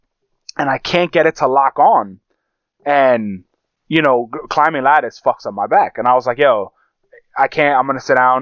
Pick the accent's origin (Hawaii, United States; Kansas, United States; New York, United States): New York, United States; New York City; growing up in Brooklyn